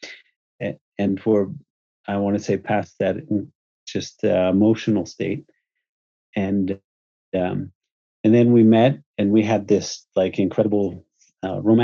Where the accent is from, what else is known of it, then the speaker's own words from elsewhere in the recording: United States; moved away as an adult; also born or lived in Houston / New York / San Francisco / Utah; I'm American